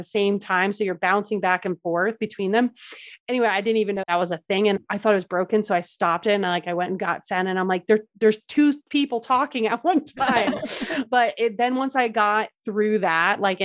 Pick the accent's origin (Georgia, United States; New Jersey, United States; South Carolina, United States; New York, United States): New Jersey, United States; moved away; I grew up in Jersey, so I just love the Jersey Shore.